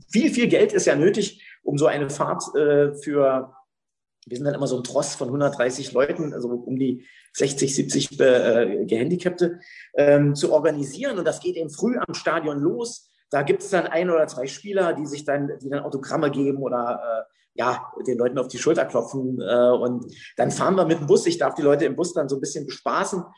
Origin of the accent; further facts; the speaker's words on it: Berlin, Germany; also born or lived in Jena; ich bin in Jena geboren. Und ähm, ich bin aufgewachsen im Norden von Berlin